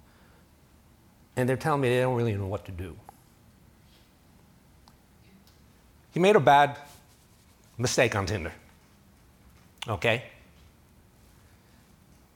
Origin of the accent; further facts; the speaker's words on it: New York City, New York, United States; moved away; I'm from New York City